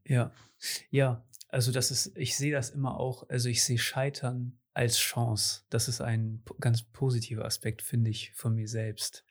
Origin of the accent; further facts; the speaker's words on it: Cuxhaven, Lower Saxony, Germany; ich bin hier in Cuxhaven geboren und größtenteils aufgewachsen